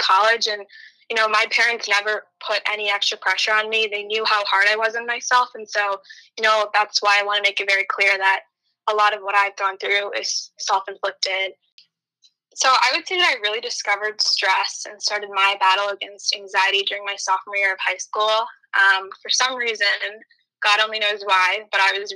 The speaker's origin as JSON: {"language": "English", "town": "Novi", "region": "Michigan", "country": "United States", "tie": "born or raised there", "said": "I grew up in Nova, Michigan, which is exactly where Zoe's from as well"}